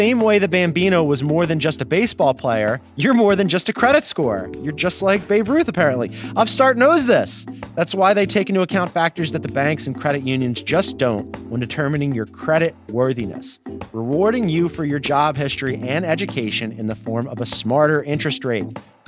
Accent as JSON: {"language": "English", "town": "Philadelphia", "region": "Pennsylvania", "country": "United States", "said": "I want to be clear here as a Philadelphian."}